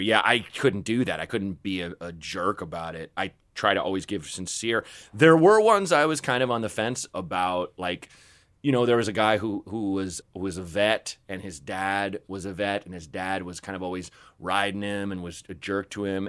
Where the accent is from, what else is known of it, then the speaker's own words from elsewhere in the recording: Portland, Oregon, United States; I grew up in Portland, Oregon